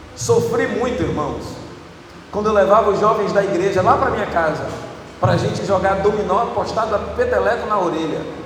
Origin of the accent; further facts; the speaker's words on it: Bahia, Brazil; eu sou baiano